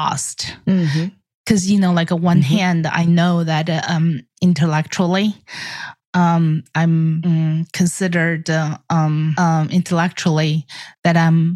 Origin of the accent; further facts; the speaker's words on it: China; moved away; I grew up in the Chinese Air Force